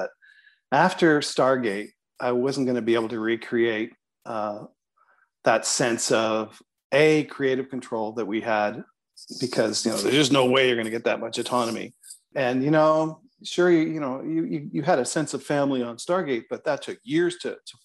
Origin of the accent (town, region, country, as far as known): Toronto, Ontario, Canada